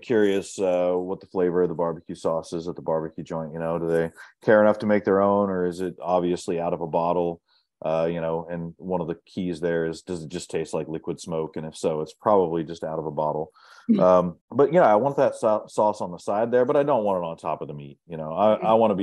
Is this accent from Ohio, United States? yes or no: yes; Ohio, United States; moved away as an adult; now in Dallas, United States; when I was growing up in Ohio